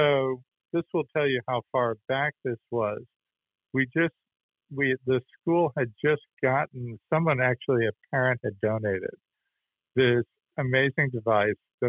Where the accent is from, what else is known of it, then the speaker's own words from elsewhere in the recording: Boston, Massachusetts, United States; moved away as an adult; also born or lived in Los Angeles / Atlanta / Vermont; I grew up in Boston and grew up just in those storied Irish Catholic neighborhoods